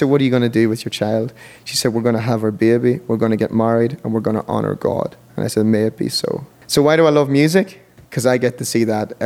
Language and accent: English; Monaghan, County Monaghan, Ireland; also born or lived in Dublin; we went to a little church in Monaghan, my hometown in Ireland